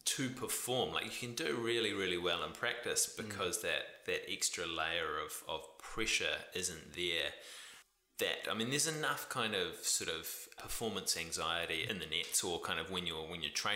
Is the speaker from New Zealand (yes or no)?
yes; New Zealand; we're both Kiwi males sitting here in our 30s